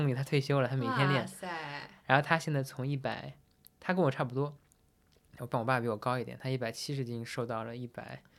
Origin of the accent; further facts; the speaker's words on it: Shanxi, China; 虽然我是山西人